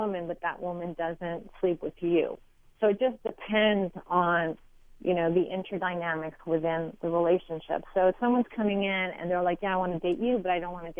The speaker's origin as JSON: {"language": "English", "town": "Montreal", "region": "Quebec", "country": "Canada", "said": "I am from Montreal"}